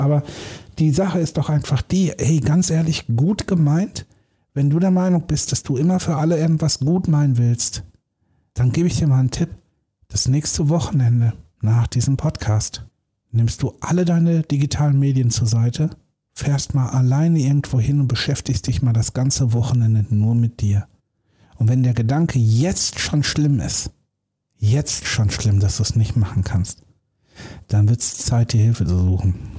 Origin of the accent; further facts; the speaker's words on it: Germany; Wir Deutschen